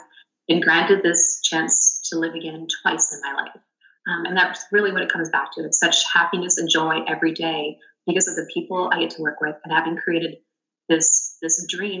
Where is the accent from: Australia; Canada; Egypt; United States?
Canada; being Canadian